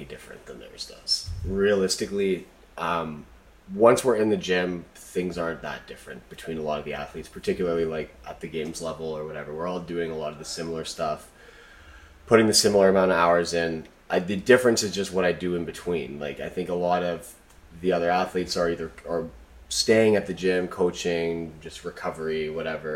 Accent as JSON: {"language": "English", "region": "Alberta", "country": "Canada", "tie": "born or raised there", "also_born_or_lived": "Montreal", "moved": "as an adult", "said": "I grew up in Alberta, and I moved out east for school."}